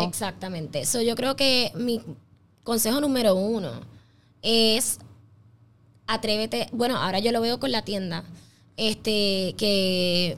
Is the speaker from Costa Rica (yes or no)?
no; Puerto Rico